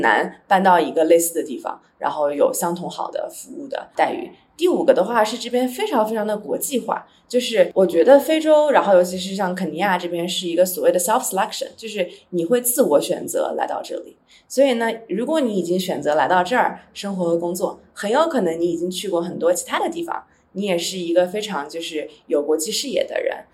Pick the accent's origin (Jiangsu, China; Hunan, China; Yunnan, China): Jiangsu, China; Nantong; also born or lived in Los Angeles, United States; now in Nairobi, Kenya; 像我老家南通这个万亿城市